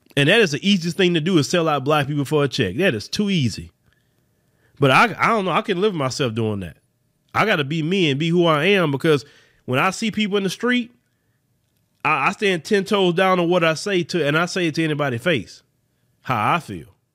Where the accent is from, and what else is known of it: United States